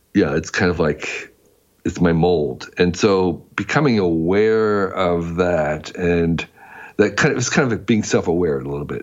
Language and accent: English; New Jersey, United States; moved away as an adult; I grew up in New Jersey